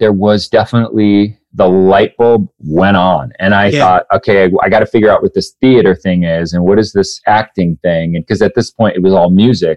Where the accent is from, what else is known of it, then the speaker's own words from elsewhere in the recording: Newport, Washington, United States; also born or lived in Spokane, Washington / Oldtown, Idaho; I was born in Spokane, Washington, and then uh, grew up in this little town called Newport, Washington, Old Town, Idaho